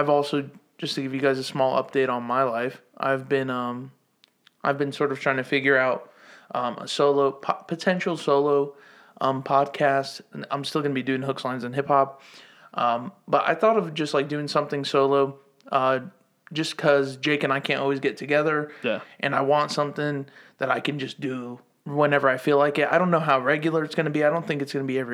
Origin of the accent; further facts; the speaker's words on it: the South, United States; now in Greenville, United States; I'm an immigrant, born and raised in the South.